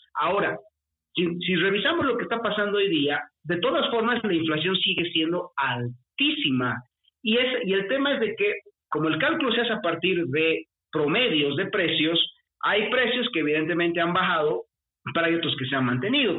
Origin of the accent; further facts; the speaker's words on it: Bolivia; Tú y yo somos de, de Bolivia, somos de la misma ciudad